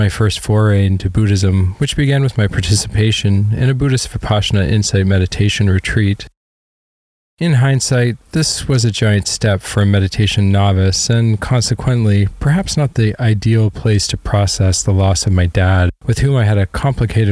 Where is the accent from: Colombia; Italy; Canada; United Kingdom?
Canada; growing up in Canada